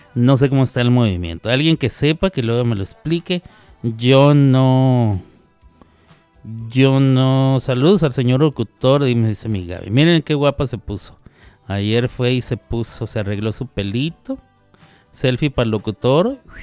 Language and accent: Spanish; Mexico